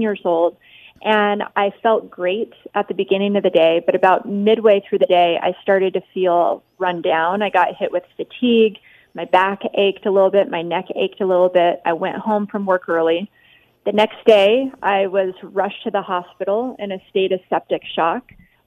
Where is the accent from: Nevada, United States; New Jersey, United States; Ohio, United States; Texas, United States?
Nevada, United States; Las Vegas; I was growing up in Vegas